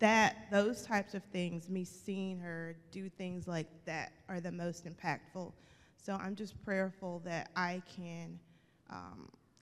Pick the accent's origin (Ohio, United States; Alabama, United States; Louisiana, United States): Alabama, United States; I'm from Alabama